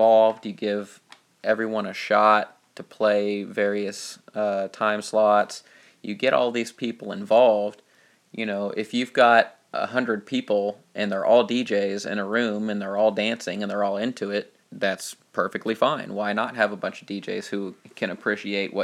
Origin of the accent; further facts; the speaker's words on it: Dayton, Ohio, United States; here in Dayton